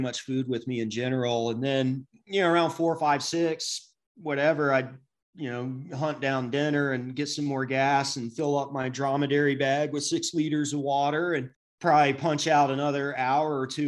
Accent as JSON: {"language": "English", "town": "Atlanta", "region": "Georgia", "country": "United States", "said": "I'm from Atlanta"}